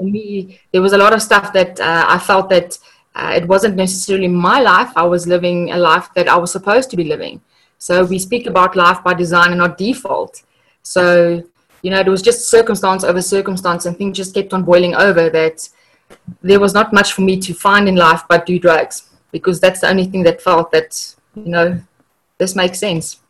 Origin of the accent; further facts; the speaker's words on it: South Africa; I am from South Africa. I live in Pretoria